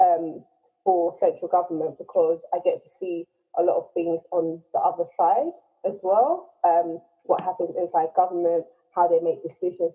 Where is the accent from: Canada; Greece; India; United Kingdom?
United Kingdom; London; So I've grown up in Tottenham. I'm from a Nigerian family, and I'm Nigerian